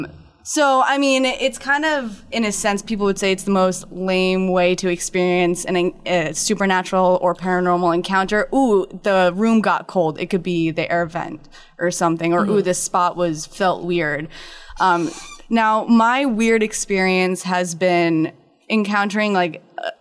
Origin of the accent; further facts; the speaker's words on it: New Jersey, United States; now in New York, United States; born and raised in New Jersey, but currently live in New York.